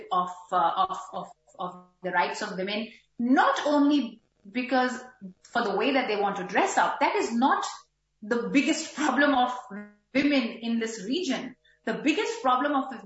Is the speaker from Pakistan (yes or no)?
yes; Pakistan; now in Australia; I, as a Pakistani Pashtun woman living in Australia